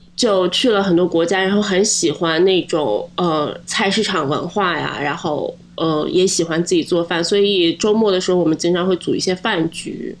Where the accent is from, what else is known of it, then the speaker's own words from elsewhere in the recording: Linyi, Shandong, China; moved away as an adult; now in Halifax, Canada; 我是山东人，山东临沂